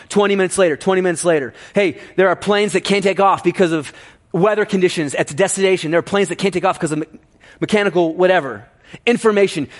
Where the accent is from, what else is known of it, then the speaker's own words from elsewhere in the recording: Ohio, United States; growing up in Ohio